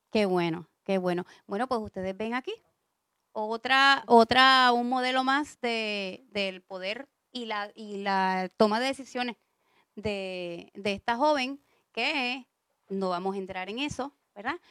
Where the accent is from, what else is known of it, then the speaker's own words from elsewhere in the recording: San Juan, Puerto Rico; yo soy de San Juan también